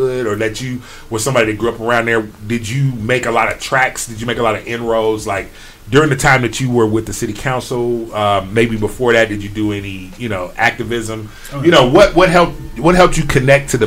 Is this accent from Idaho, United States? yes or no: no; Chicago, Illinois, United States; moved away; originally, I'm from Chicago